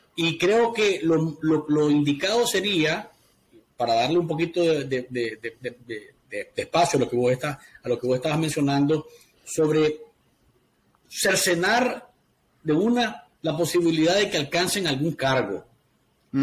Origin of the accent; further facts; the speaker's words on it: Nicaragua; es necesario que vean más para nuestro país